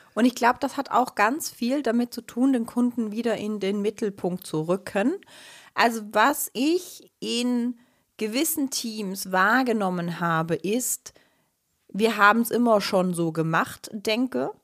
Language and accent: German; Switzerland; Ich bin Schweizerin